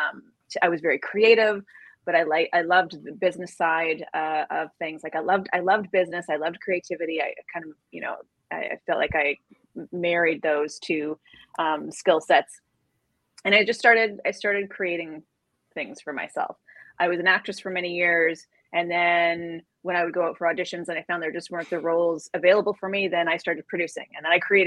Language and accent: English; Canada; now in New York, United States; I'm originally from Canada. I live in New York now with my family.